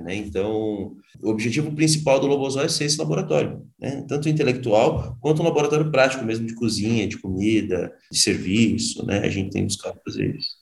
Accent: São Paulo, Brazil; eu voltei para São Paulo

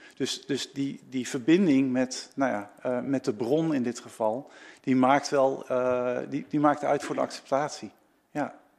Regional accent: Netherlands

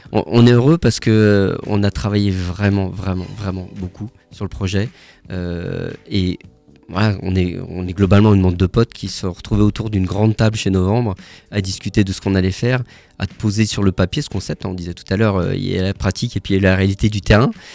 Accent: Paris, Île-de-France, France; now in Strasbourg, France; je suis pas né à Strasbourg, je suis né à Paris

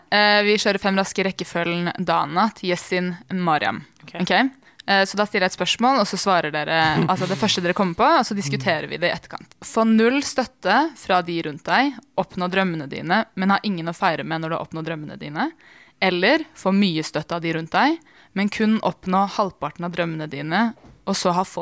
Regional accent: Oslo, Norway; født og oppvokst i Oslo, bakgrunn fra Eritrea.

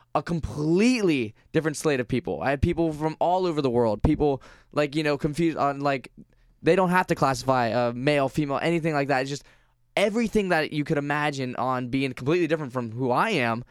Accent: Vero Beach, Florida, United States; I grew up in Vero Beach, Florida, which is majority older, white, kind of conservative

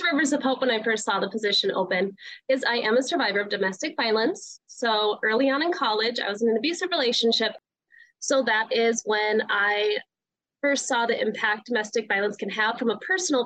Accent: Minot, North Dakota, United States; moved away as an adult; now in Minnesota, United States; So I am originally from North Dakota. So I grew up in Minot, and I've been living in Minnesota now for about 5 years.

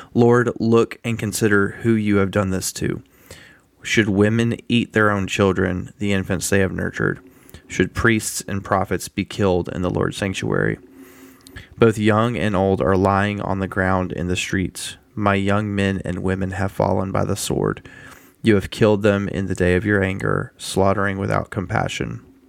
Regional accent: United States; I love the country I live in. I love being an American

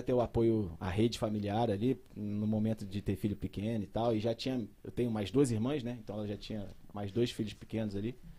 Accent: Rio de Janeiro, Brazil; born or raised there; also born or lived in Belo Horizonte

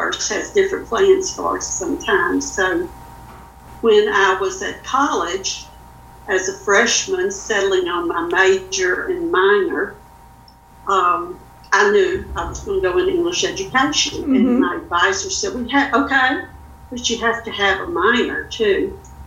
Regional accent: Louisiana, United States; moved away as an adult; now in Northwest Arkansas, United States; I was born and raised in Louisiana, never intended to leave

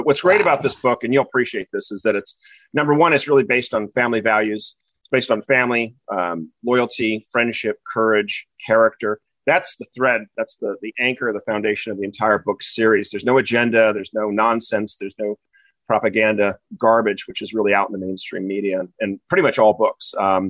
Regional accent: Newport Beach, California, United States; moved away as an adult; also born or lived in Wellesley, Massachusetts; I'm originally from Newport Beach, California. As you said, I was back East for about 16 years in New England, Wellesley, Massachusetts, to be exact, for undergraduate and graduate work.

